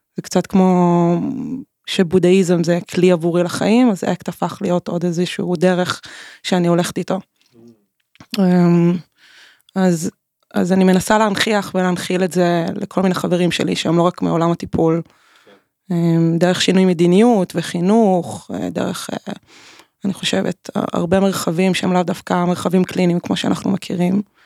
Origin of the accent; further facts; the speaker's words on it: Tel Aviv, Tel Aviv District, Israel; נולדתי בתל אביב